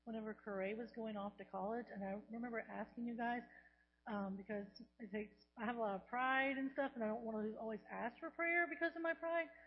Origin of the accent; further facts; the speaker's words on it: Louisiana, United States; moved away as an adult; also born or lived in Texas; I was from Louisiana, and I went away to college in Texas, and I didn't know anybody there.